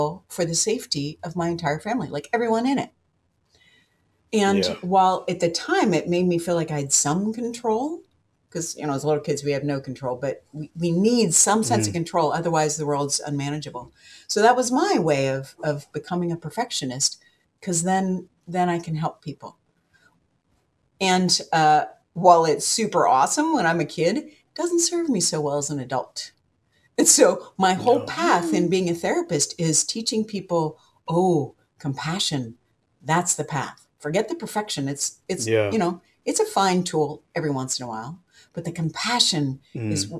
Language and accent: English; Seattle, Washington, United States; I'm from Seattle